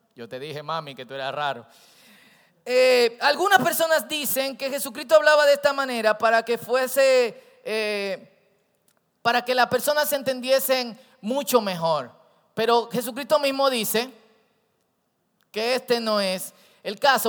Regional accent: Santo Domingo Oeste, Distrito Nacional, Dominican Republic; Yo crecí en Herrera

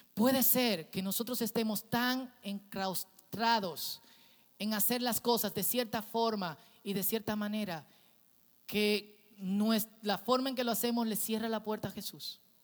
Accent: Santo Domingo Oeste, Distrito Nacional, Dominican Republic; yo crecí en un barrio en Herrera

